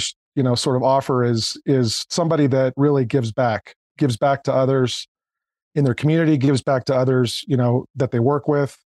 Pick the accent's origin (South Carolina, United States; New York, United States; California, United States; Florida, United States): California, United States; Bay Area; also born or lived in North County, San Diego; I grew up originally in the Bay Area